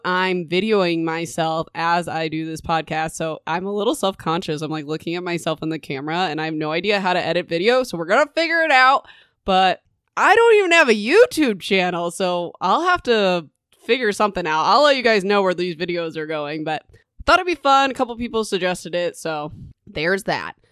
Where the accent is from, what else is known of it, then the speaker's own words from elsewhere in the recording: Indiana, United States; also born or lived in Kansas; now in Nebraska, United States; I used to live in Kansas and I grew up in Indiana.